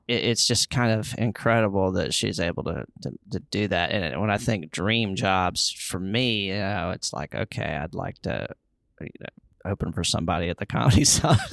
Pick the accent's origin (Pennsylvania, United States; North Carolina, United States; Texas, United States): North Carolina, United States; Charlotte; other comedians in my hometown